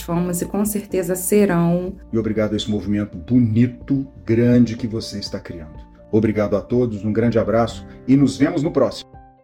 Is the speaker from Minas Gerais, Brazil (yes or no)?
no; São Paulo, Brazil